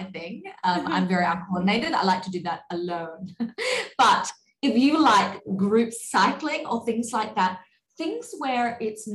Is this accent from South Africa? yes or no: no; Australia; moved away; When I was recently back in Australia over the pandemic, over that 2 years, I had made friends online with a whole bunch of girls in my hometown